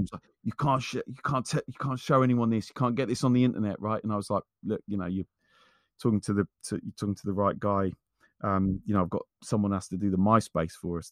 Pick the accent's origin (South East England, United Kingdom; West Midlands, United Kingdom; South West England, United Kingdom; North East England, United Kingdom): South East England, United Kingdom; Wendover; also born or lived in North London; who I grew up with in, in Wendover, we lived on the same street. Um, uh, from the time that I moved back back here from North London